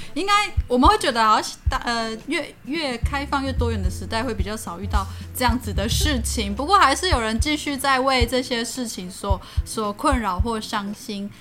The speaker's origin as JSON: {"language": "Chinese", "region": "Nantou County", "country": "Taiwan", "said": "我是南投嘛"}